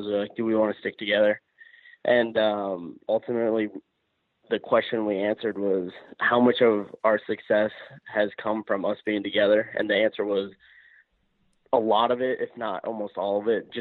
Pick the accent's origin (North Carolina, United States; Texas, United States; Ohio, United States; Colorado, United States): Colorado, United States; from Colorado, born and raised. Love my hometown